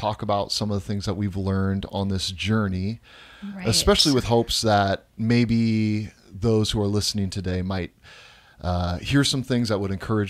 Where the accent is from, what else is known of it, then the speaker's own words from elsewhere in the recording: Tacoma, Washington, United States; So Amber grew up in Central Washington. I grew up in Tacoma.